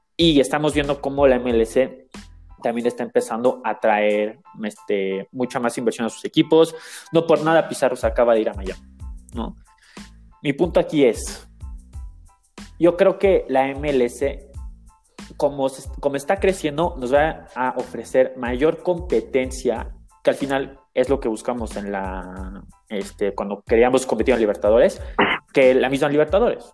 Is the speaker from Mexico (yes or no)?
yes; Mexico; como mexicano